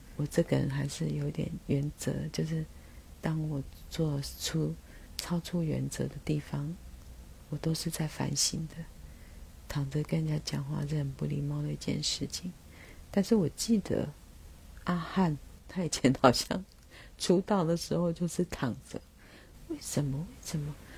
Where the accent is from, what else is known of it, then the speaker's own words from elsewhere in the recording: Taiwan; first language Taiwanese Hokkien; Chinese is a second language; 伫阮是母语是台语的人的心中